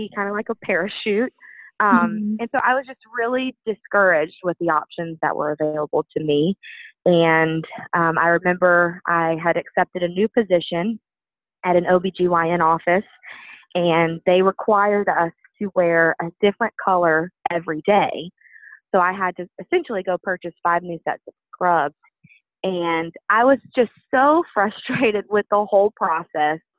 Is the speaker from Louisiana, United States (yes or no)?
yes; Baton Rouge, Louisiana, United States; moved away as an adult; now in St. Louis, United States; I'm originally from Baton Rouge, Louisiana, but I relocated to St. Louis, Missouri